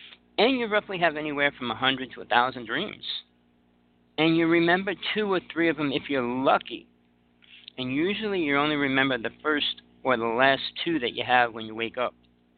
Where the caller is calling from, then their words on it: Big Island of Hawaii, United States; I'm calling from the Big Island of Hawaii. I'm living in KL now, moving out in a couple weeks